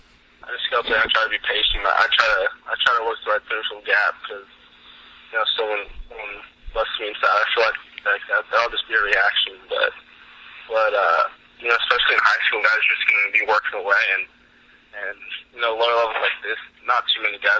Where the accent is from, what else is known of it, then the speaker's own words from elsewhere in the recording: Arlington, Texas, United States; I grew up in Arlington